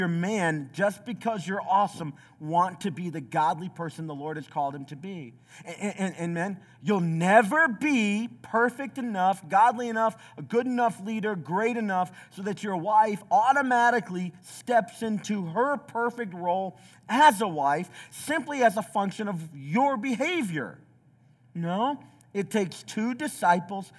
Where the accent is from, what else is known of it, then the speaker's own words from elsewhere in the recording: southeast Tennessee, United States; also born or lived in Chicago; I grew up in the southeast of Tennessee. I was born in Chicago, southeast Tennessee